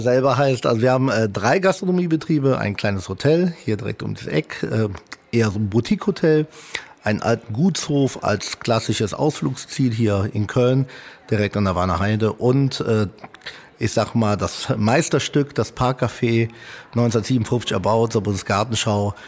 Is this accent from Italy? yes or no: yes; Italy; now in Germany; Als Italiener